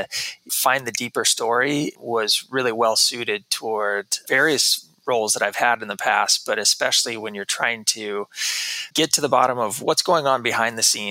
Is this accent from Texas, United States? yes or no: yes; Texas, United States; moved away as an adult; also born or lived in New York City; I grew up in Texas most of my life.